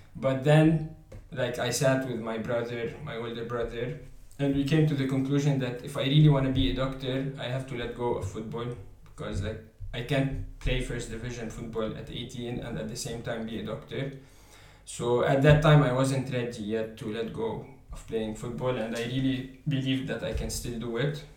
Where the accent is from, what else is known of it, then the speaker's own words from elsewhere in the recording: Lebanon; moved away as an adult; now in Paris, France; I come from uh, Lebanon